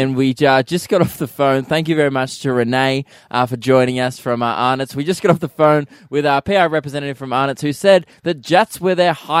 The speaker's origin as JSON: {"language": "English", "country": "Australia", "said": "I'm fairly Australian"}